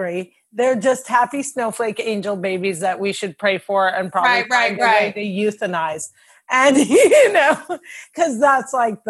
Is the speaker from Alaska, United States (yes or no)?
no; Cliffside Park, New Jersey, United States; I'm from Cliffside Park, New Jersey